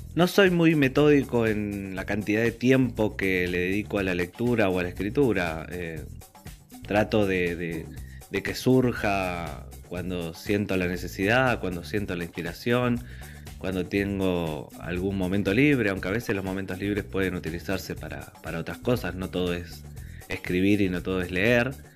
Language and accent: Spanish; Morón, Buenos Aires Province, Argentina; soy escritor del Partido de Morón en la provincia de Buenos Aires